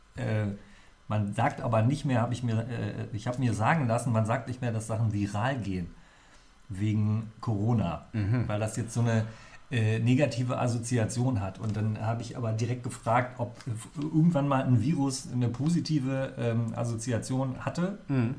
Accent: Lower Saxony, Germany; bei uns in der Gegend natürlich, äh, da wo ich herkomme, aus dem Vorharz

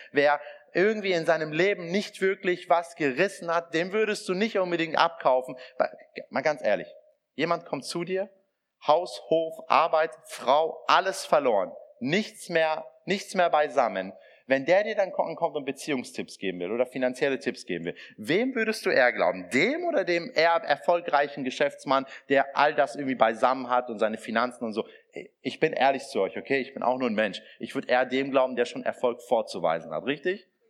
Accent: Iran; now in Germany; meine, mein Ursprung ist iranisch, also ich komme aus dem Iran.

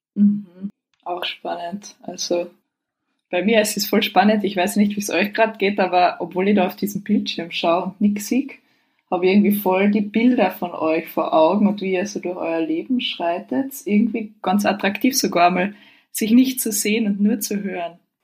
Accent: Carinthia, Austria; now in Vienna, Austria; ich bin ja aus Kärnten ursprünglich

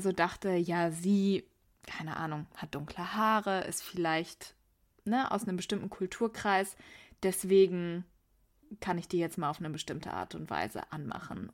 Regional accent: Wuppertal, North Rhine-Westphalia, Germany; now in Meerbusch, Germany; jetzt bei mir in dem Teil von Wuppertal, wo ich aufgewachsen bin

